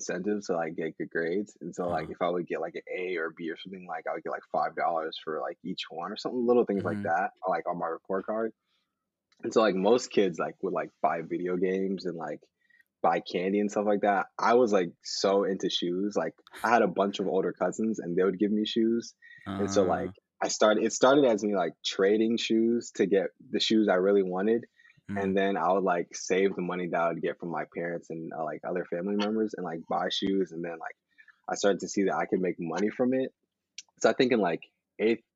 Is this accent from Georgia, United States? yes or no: yes; Kennesaw, Georgia, United States; moved away as an adult; now in Simi Valley, United States; am from Atlanta, Georgia. Well, Kennesaw, to be exact. It's about 30 minutes north of Atlanta